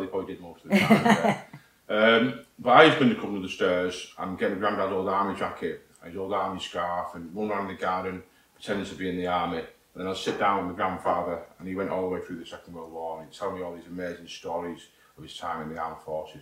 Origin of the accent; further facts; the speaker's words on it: St Helens, North West England, United Kingdom; accent: northern; also born or lived in Warminster; I need to go back home to my, to my hometown. That's where I'm from